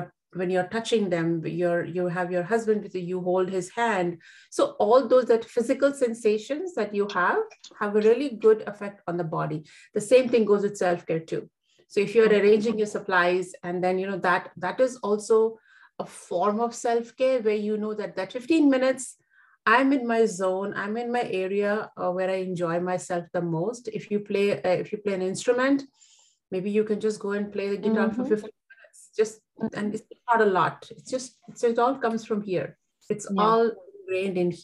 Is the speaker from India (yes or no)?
yes; India; I come from India, so we live in joint families